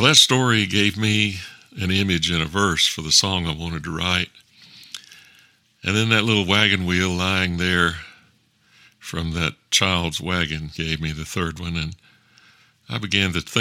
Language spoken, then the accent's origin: English; the South, United States; also born or lived in Texas